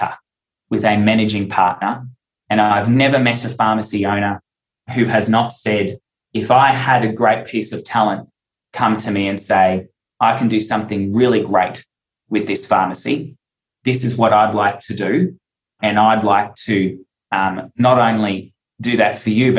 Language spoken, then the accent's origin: English; Cairns, Queensland, Australia; moved away as an adult; also born or lived in Townsville / Newcastle; I had to move to Townsville to become a pharmacist. We moved to Newcastle and worked there to get experience. And then we ended up back in Cairns